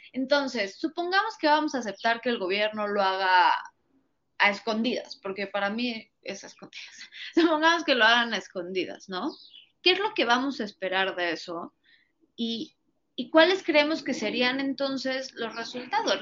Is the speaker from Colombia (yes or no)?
no; Mexico; nosotros como mexicanos